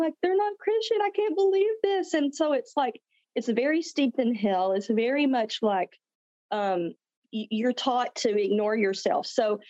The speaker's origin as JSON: {"language": "English", "area": "the South", "region": "small town Texas", "country": "United States", "said": "I'm from the South. I live in Texas, small town Texas."}